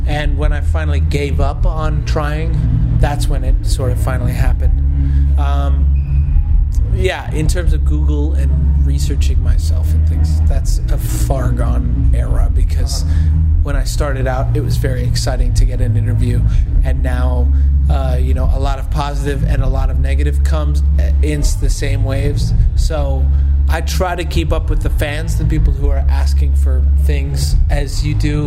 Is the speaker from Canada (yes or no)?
yes; Canada; accent: Canadian; I am from Canada